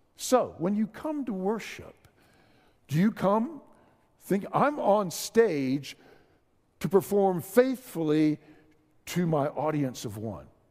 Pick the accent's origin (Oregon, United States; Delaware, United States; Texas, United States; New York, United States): Texas, United States; San Antonio; I'm from San Antonio